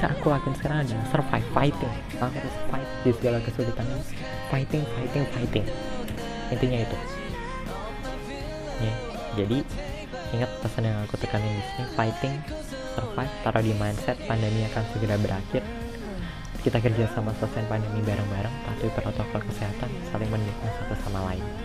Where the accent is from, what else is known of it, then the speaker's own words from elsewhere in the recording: Malang, East Java, Indonesia; now in Jakarta, Indonesia; Jadi aku tuh emang lahir di Jakarta dan sekarang juga tinggalnya di Jakarta tapi uh, dari umur 2 tahun sampai aku kelas 3 SMA kelas 9 itu aku dibesarin di Malang